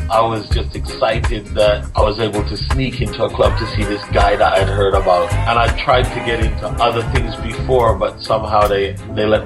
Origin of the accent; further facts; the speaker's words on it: Trenchtown, Kingston, Jamaica; And we recorded, we come from Trenchtown.